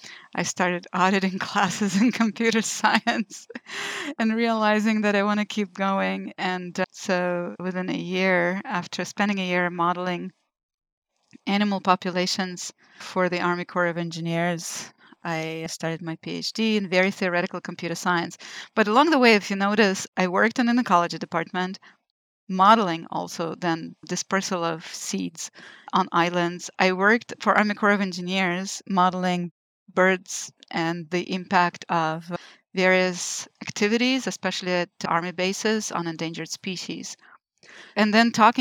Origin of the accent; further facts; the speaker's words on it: Lithuania; moved away as an adult; also born or lived in Israel; now in United States; I was born in Lithuania, which at the time was still Soviet Union